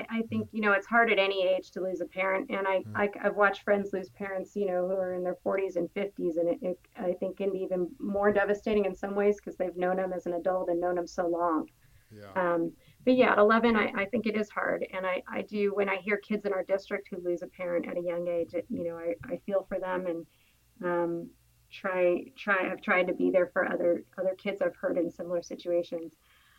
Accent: Los Angeles, California, United States; In L.A.

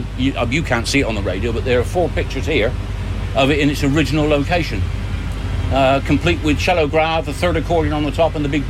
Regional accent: Wiltshire, South West England, United Kingdom; I come from Wiltshire, we're 20 years out of date anyway.

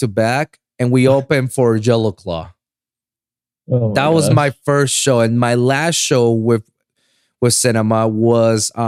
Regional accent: Puerto Rico; moved away as an adult; also born or lived in Miami; now in Los Angeles, United States; I was born and raised in Puerto Rico

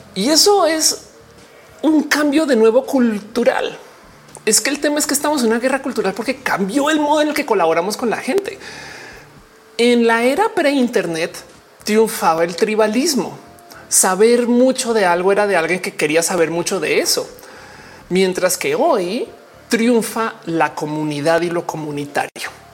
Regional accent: Mexico; yo no nací en México, pero, pues, de México soy

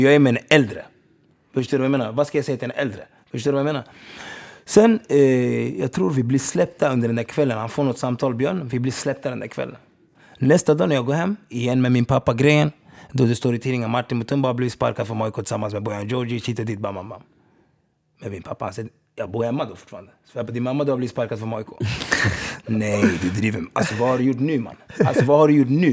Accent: Stockholm, Stockholm County, Sweden; Jag kommer inte från Uganda, jag kommer inte från Sverige bror. Jag kommer från Rinkeby

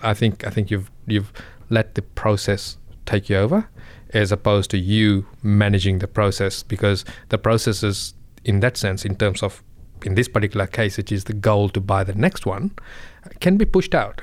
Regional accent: Fiji; moved away; I come from Fiji

